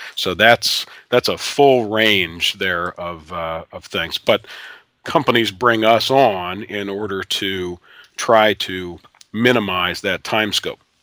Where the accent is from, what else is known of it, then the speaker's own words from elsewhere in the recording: Ohio, United States; moved away; a girl that I grew up with back in Ohio